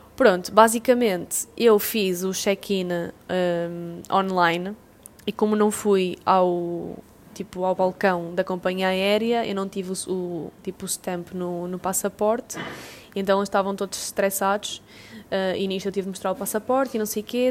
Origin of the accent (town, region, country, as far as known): Portugal